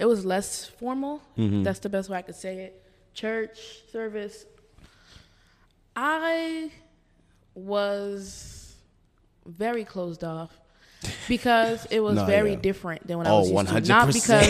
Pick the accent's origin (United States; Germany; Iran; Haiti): Haiti; I was very Haitian Baptist when I first came to Nova.